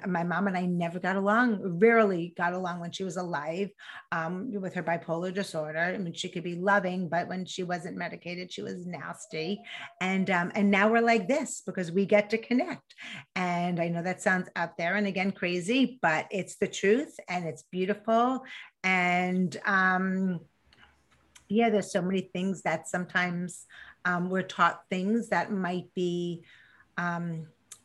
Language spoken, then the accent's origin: English; New York, United States; accent: New York; I grew up in New York, in case you couldn't hear the accent